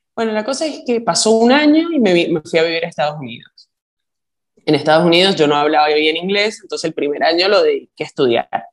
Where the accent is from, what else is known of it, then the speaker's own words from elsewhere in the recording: Argentina; also born or lived in Chile; now in New York, United States; Yo soy argentina